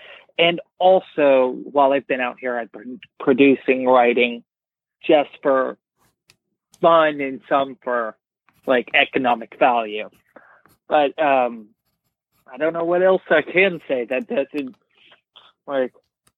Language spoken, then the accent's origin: English; Columbia, Tennessee, United States; moved away as an adult; now in Los Angeles, United States; I'm from a little town called Columbia, Tennessee. It is about 45 minutes south of Nashville.